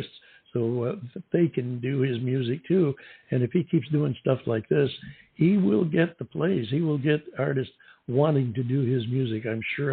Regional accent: Northeast, United States; moved away; as we grew up in the Northeast

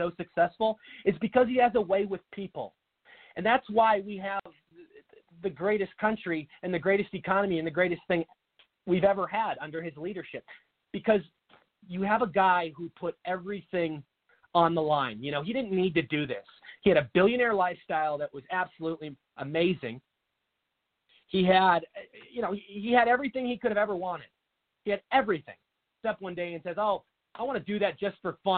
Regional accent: Washington, United States; now in Arizona, United States; Washington State, my home state

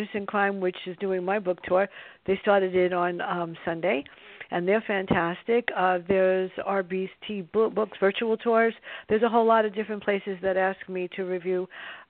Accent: New York City, New York, United States; My sister and I grew up in the South Bronx

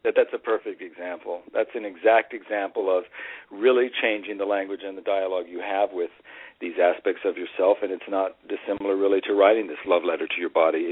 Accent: Las Vegas, Nevada, United States; I grew up in Las Vegas, Nevada, and I grew up with a mother in show business

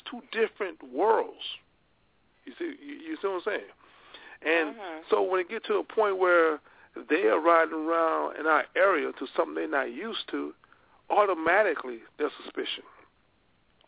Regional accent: the South, United States; I grew up in the South

